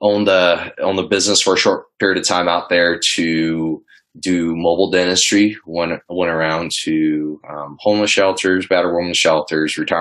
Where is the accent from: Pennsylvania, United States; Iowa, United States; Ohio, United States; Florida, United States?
Iowa, United States; Iowa City; also born or lived in Oklahoma / Denver, Colorado / Greenville, South Carolina; now in Iowa, United States; So I grew up in Iowa City. My family immigrated to the U.S. when I was 10, and I spent, you know, most of my life in Iowa City growing up.